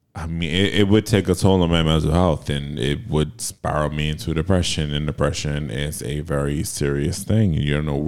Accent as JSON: {"language": "English", "country": "United States", "tie": "born or raised there", "said": "we grew up in America"}